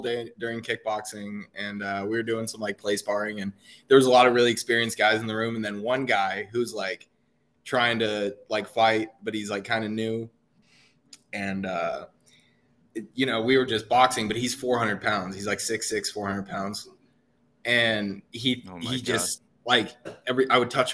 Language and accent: English; Northern Nevada, United States; born or raised there; moved away as an adult; also born or lived in San Jose / Reno; now in North Carolina, United States